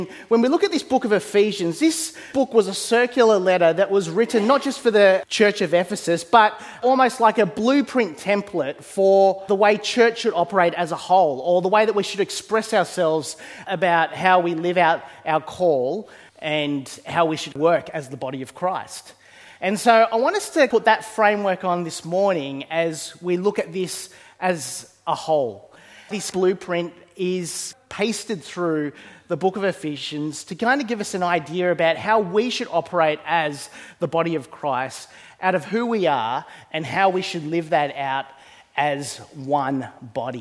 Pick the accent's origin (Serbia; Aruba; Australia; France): Australia; I was born here in Australia. And I've always wrestled for a lot of my life with this tension of growing up in a predominantly Eastern background home